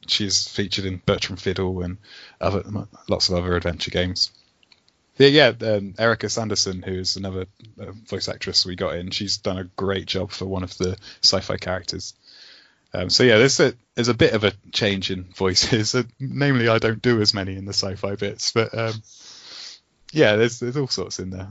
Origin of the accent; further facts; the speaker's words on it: West Country, South West England, United Kingdom; accent: West Country; we're all from the West Country, from like Southwest right. England, so we've all got these farmer accents